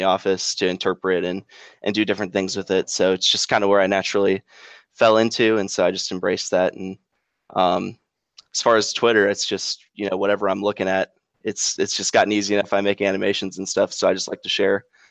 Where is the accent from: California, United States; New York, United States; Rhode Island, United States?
California, United States; Southern; now in Memphis, United States; I grew up in Southern California, so we didn't have a whole lot of super interesting weather there